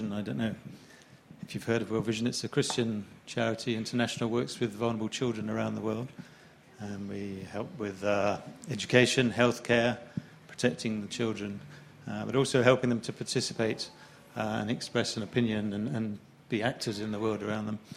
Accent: Brazil; my parents were missionaries. I grew up in Brazil.

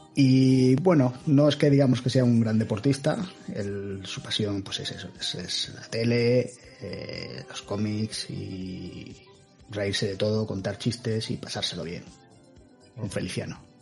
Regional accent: Seville, Andalusia, Spain; moved away as an adult; also born or lived in Cádiz; now in Madrid, Spain; nací en Cádiz, se os puedo decir que soy de Sevilla, aunque no, no parezca y me vine a Madrid cuando acabé la universidad

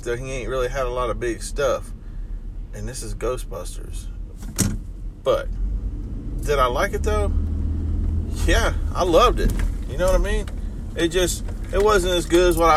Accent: Akron, Ohio, United States; I'm from Akron

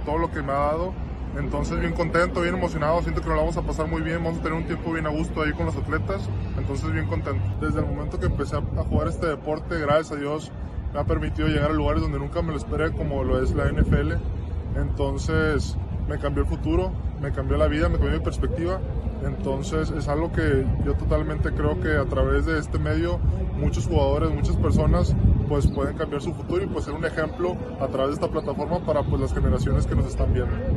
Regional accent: Mexico; moved away; estar ahí en mi país una vez más

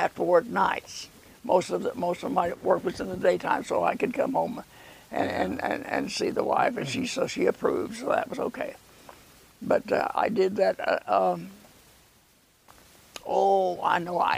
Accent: Missouri, United States; moved away as an adult; also born or lived in Enid, Oklahoma; now in Maryville, United States; I moved here from Missouri. I grew up in Missouri

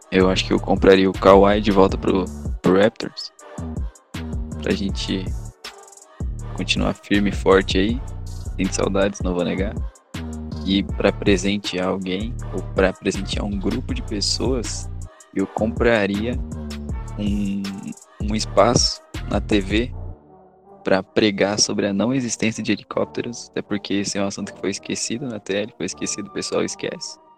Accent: Curitiba, Paraná, Brazil; eu sou de Curitiba, mas eu vou.

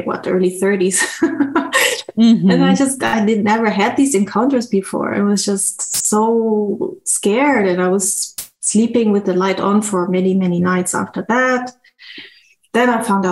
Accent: Germany; moved away; also born or lived in Brazil / Bangkok; I was born there, but I grew up in Germany.

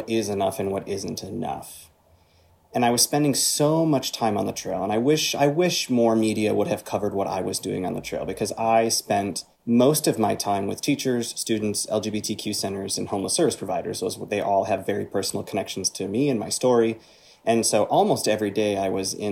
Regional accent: Northern Michigan, United States; I grew up in Northern Michigan

